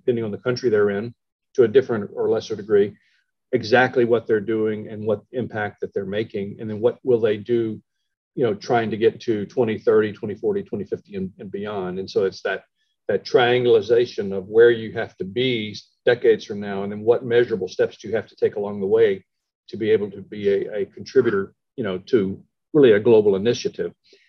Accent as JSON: {"language": "English", "town": "Shreveport", "region": "Louisiana", "country": "United States", "tie": "born there", "said": "so I was born in Shreveport. I went to Oklahoma, then I went back to Shreveport"}